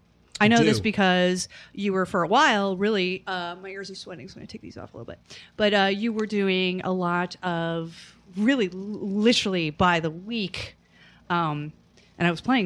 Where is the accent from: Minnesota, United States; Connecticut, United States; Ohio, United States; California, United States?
Ohio, United States; moved away as an adult; also born or lived in New York; I was from Ohio